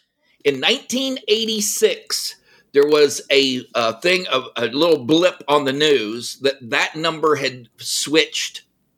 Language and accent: English; Texas, United States; now in California, United States; I was born in California. My third birthday, my parents gifted me with the greatest gift you could give your kid, and that is pick them up and move them to Texas.